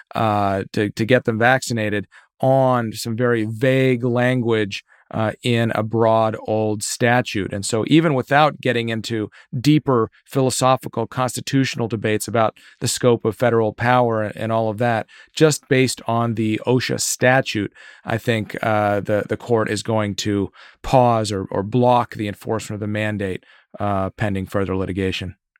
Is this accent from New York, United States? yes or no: no; Virginia, United States; my home state of Virginia